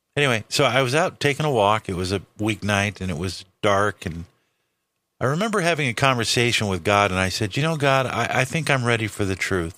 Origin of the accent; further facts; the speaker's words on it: Los Angeles, California, United States; also born or lived in Hawaii; born and raised in Los Angeles, California